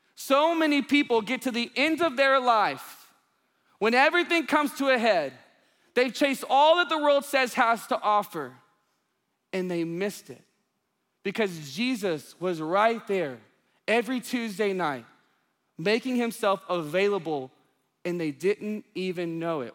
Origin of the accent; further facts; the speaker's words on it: Union Grove, Texas, United States; now in Dallas, United States; my hometown, it says Union Grove, population four hundred sixty-one